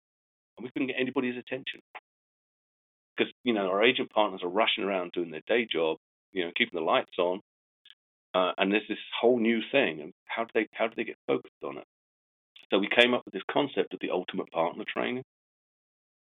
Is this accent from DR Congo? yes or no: no; England, United Kingdom; I'm English